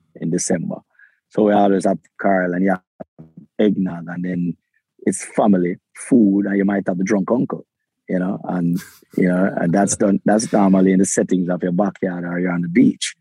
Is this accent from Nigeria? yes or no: no; Kingston, Jamaica; I was born in Jamaica. I have a Jamaican passport. I was I lived in the, the ghettos of Kingston, raised in the ghetto of Kingston